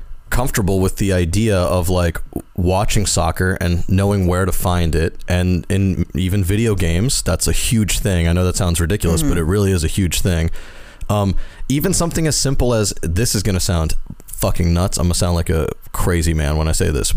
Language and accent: English; Deep South, United States; I grew up in the South, like the deep South.